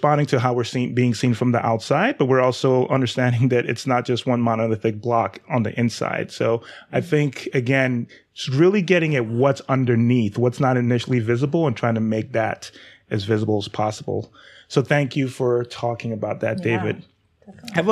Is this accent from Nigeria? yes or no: yes; Nigeria; I'm black male, but I'm also Nigerian, so I'm not African-American.